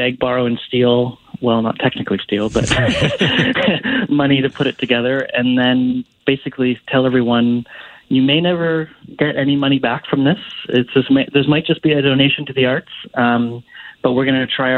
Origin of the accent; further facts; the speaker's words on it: Vancouver, British Columbia, Canada; I grew up in Vancouver